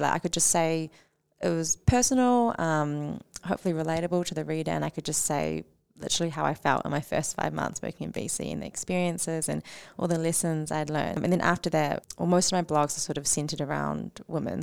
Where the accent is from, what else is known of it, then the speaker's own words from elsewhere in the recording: New Zealand; as Kiwi-, Kiwis